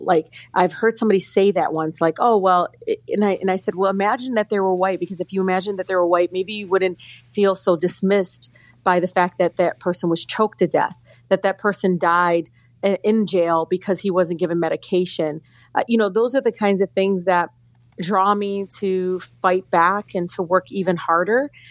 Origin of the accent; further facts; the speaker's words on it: Detroit, Michigan, United States; growing up in Detroit, which is 85% African American, going to Detroit public schools all my life